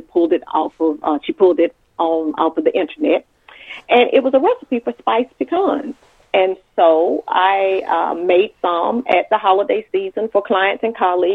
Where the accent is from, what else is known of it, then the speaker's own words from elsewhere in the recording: Macon, Georgia, United States; also born or lived in North Carolina / Atlanta, Georgia; Born and raised in Macon, Georgia